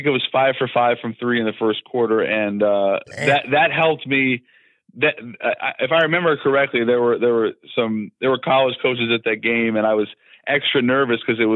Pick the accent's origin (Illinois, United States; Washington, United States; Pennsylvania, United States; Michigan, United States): Washington, United States; Seattle; moved away as an adult; now in New York, United States; Born and raised in Seattle